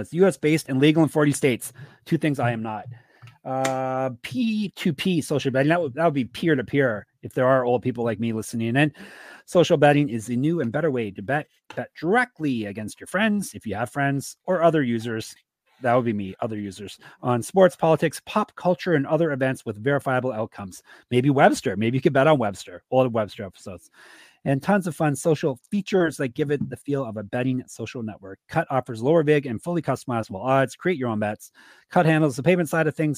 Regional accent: Toronto, Ontario, Canada; my hometown team, Gumby

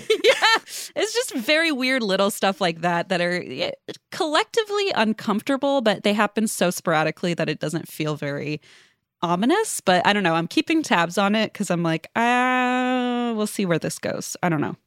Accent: Cincinnati, Ohio, United States; moved away as an adult; also born or lived in Los Angeles; now in Northern Kentucky, United States; I moved back to my hometown of Cincinnati during COVID, but, uh, it's Northern Kentucky area.

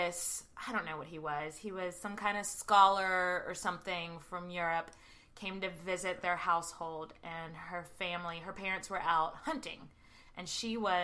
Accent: United States; being from America

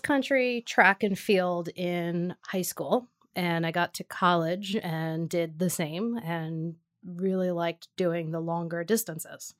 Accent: New York City, New York, United States; Born and raised in Staten Island, New York.

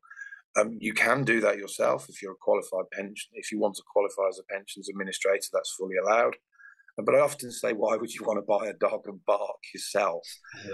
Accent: Birmingham, West Midlands, United Kingdom; I'm a Brummie

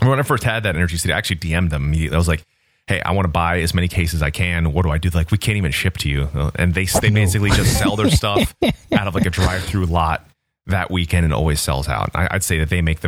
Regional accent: Central Florida, United States; growing up in Central Florida at that period of time

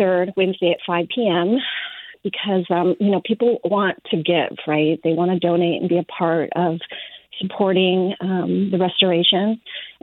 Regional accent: Lahaina, Hawaii, United States; now in Sebastopol, United States; I'm born and raised in Maui and grew up in Lahaina. I currently live in Sebastopol in Sonoma County

